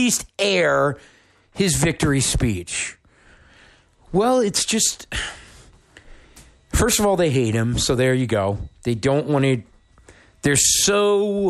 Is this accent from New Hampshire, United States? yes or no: yes; New Hampshire, United States; here in my home state of New Hampshire